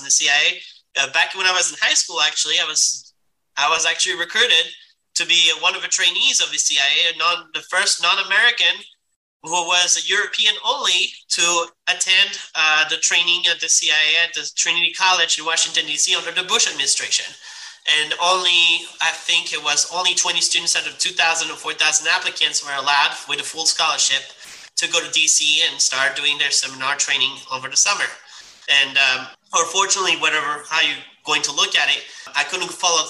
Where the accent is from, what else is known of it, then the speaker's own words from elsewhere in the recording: Switzerland; now in Florida, United States; I come from Switzerland